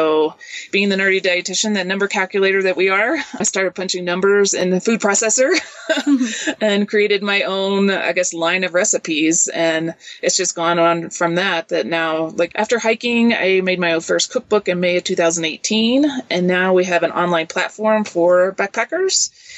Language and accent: English; Kentucky, United States; moved away as an adult; also born or lived in Seattle, Washington; now in New Mexico, United States; I grew up in Kentucky, so we really didn't camp or backpack then.